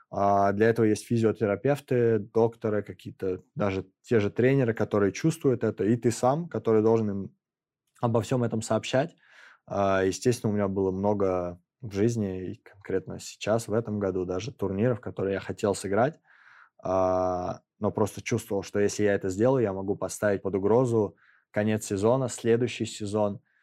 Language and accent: Russian; Moscow, Russia; в моем родном городе